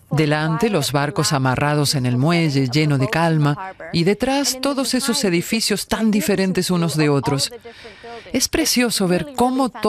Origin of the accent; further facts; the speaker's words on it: Canada; moved away as an adult; now in Düsseldorf, Germany; soy de Canadá. Estoy en Düsseldorf haciendo unas prácticas.